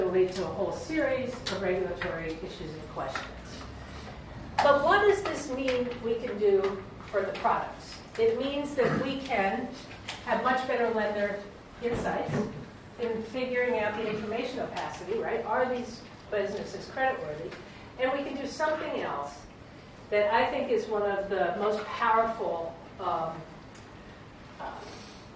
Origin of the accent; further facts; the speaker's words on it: Brunswick, Maine, United States; my hometown in Brunswick, Maine